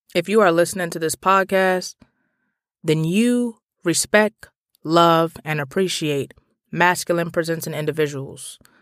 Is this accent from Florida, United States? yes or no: no; Washington, District of Columbia, United States; I grew up in Petworth, Northwest D C